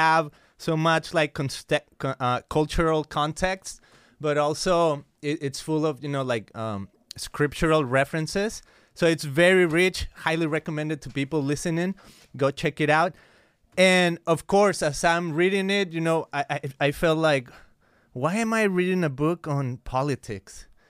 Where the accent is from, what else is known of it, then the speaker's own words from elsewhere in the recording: Guadalajara, Jalisco, Mexico; now in United States; I grew up in Guadalajara, Mexico. Uh, it's a city in the state of Jalisco